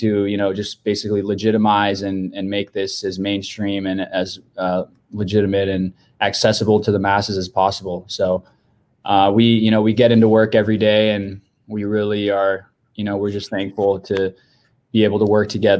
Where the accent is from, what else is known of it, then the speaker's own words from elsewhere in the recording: Bay Area, California, United States; We're both from the Bay Area.